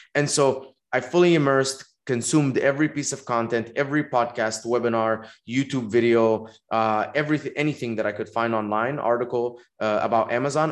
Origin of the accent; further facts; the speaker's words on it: Dubai, United Arab Emirates; moved away as an adult; also born or lived in Egypt; now in Los Angeles, United States; I was born in Egypt. I grew up in Dubai, um, spent uh, 18 years there, and then uh, I came to America to go to college.